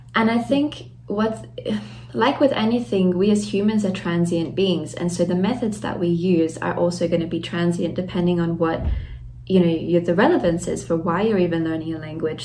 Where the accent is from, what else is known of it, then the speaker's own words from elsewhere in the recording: Australia; moved away as an adult; also born or lived in Latvia; now in Germany; I was raised in Australia, and then I I grew up there, did my schooling, and then later moved to Germany to do my university studies